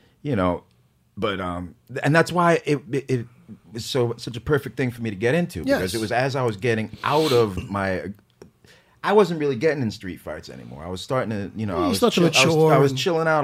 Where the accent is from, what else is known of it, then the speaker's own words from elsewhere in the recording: New York City, New York, United States; I grew up on the Lower East Side